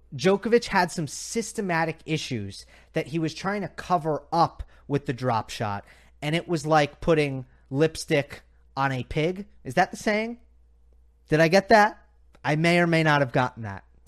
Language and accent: English; United States; I'm being biased as an American